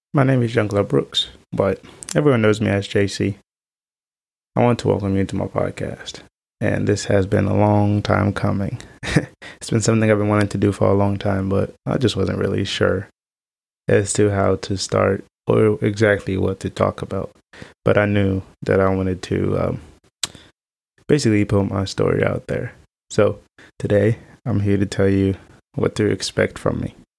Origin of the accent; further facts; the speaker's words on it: Haiti; moved away; I was adopted from Haiti, right before the earthquake had happened. I, I've had to grow up in an environment so different than what I was used